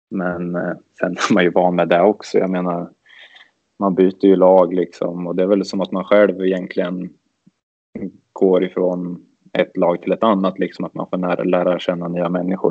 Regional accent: Örebro, Örebro County, Sweden; när man växte upp att det var mycket ÖSK

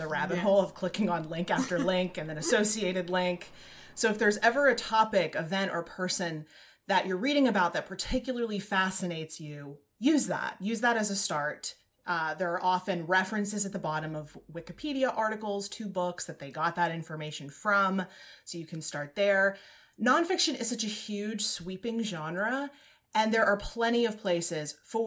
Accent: Southwest, United States; I was born in the Southwest

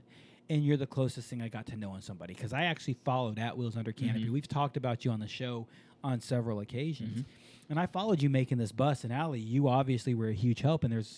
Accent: Japan; moved away; I grew up in Japan

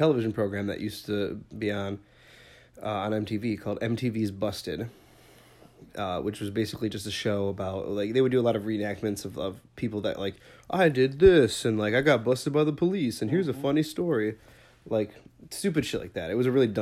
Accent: Bridgeview, Illinois, United States; I grew up in Bridgeview, Illinois, which is the next town over

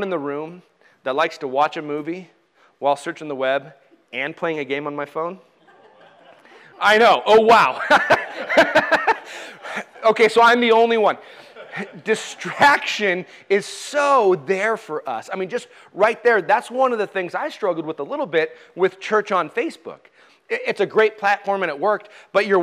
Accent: United States; us as American Christians

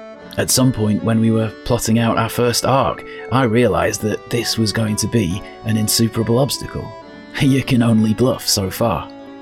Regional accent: United Kingdom; At this point, I have a confession that may disturb you. I'm British.

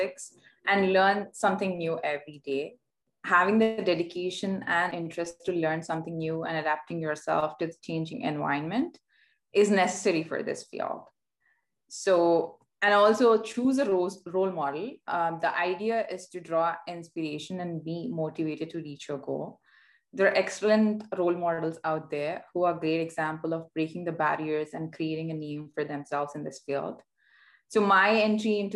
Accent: India; moved away as an adult; now in Vancouver, Canada; Born and raised in India, I had the opportunity to work in different locations around the world before moving to Vancouver

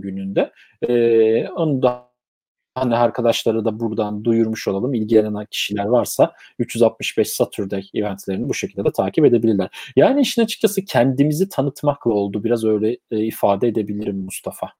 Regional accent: Turkey; moved away as an adult; now in London, United Kingdom

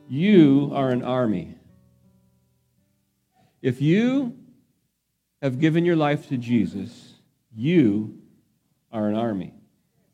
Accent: Phoenix, Arizona, United States; the house where I grew up in Phoenix, Arizona

